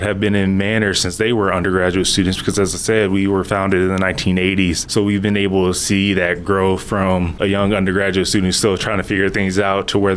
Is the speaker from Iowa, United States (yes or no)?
no; Houston, Texas, United States; moved away; I'm from Houston, Texas